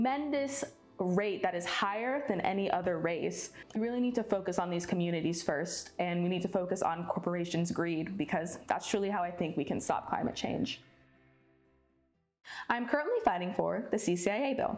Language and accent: English; Georgia, United States; also born or lived in North Carolina; now in New York, United States; I'm originally from Georgia, but now I work and live in New York State. Growing up down south